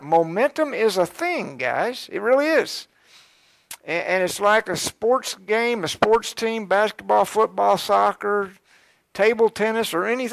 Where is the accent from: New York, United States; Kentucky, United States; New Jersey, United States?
Kentucky, United States; Georgetown; I started out in Georgetown, I was born in Georgetown, and I went to school in Scott County for a few years till third grade